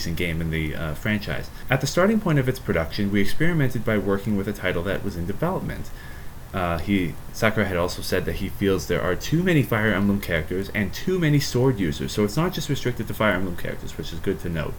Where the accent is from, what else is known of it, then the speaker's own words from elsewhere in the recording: Ontario, Canada; I am born and raised in Canada, Ontario, Canada